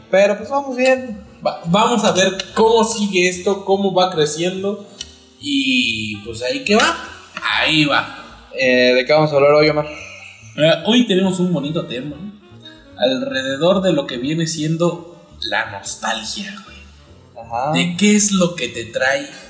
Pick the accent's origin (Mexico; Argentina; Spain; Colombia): Mexico; en México tenemos